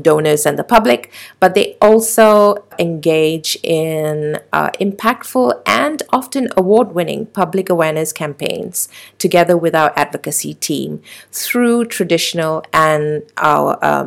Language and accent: English; Malaysia; we as the Malaysian public